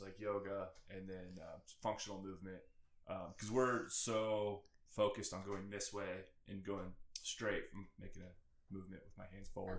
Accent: Richmond, Indiana, United States; moved away as an adult; also born or lived in West Palm Beach, Florida; I'm from Richmond, Indiana.

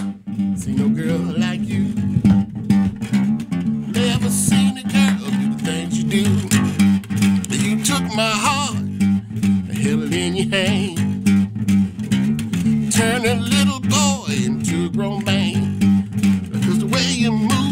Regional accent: Chicago, Illinois, United States; Born and raised Chicago.

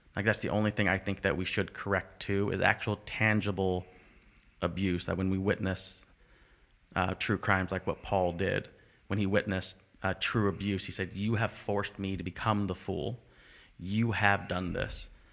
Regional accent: United States; now in Canada; I'm from America, because I'm white

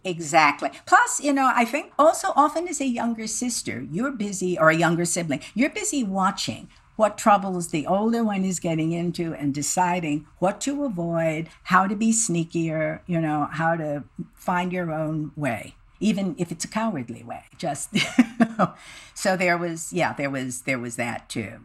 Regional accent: Midwest, United States; being a Midwesterner

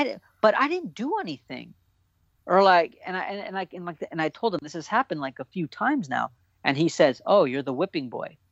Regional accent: Orange County, California, United States; I'm an OC kid, dude. I'm so proud to be from Orange County

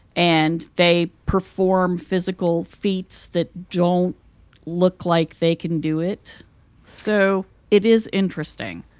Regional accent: West Virginia, United States; moved away; I came from West Virginia where everybody does things the old fashioned way.

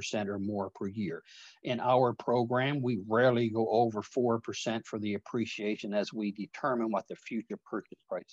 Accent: Newfoundland and Labrador, Canada; I'm a Newfoundlander by birth

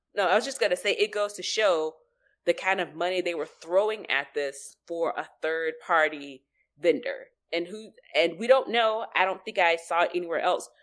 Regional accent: United States; we're American

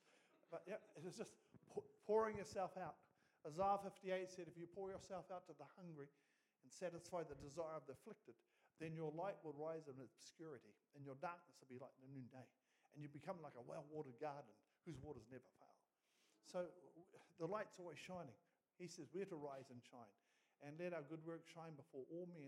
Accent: Gisborne, New Zealand; So we come from Gisborne. It's a bit wet up there at the moment we're here.

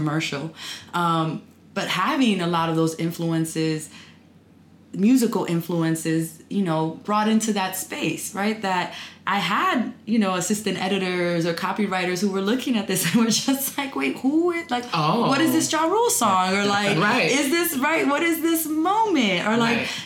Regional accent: New York City, New York, United States; moved away as an adult; now in Washington, D.C., United States; I was actually born and raised near Harlem in Manhattan.

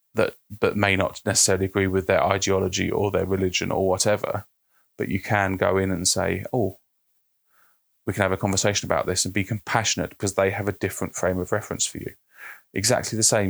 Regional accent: United Kingdom; I'm British

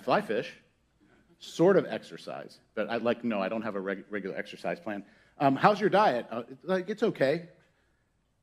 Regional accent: Pittsburgh, Pennsylvania, United States; moved away; I was born in Pittsburgh, Pennsylvania, and there was an amusement park called Kennywood. And I went to Kennywood a lot as a kid

